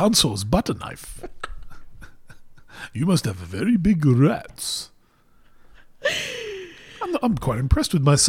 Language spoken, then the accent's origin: English; Ireland; I'm Irish